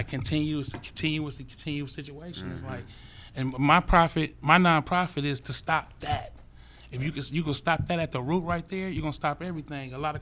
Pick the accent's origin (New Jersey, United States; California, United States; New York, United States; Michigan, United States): California, United States; Los Angeles; I grew up in South Central LA on the East Side in the Low Bottoms.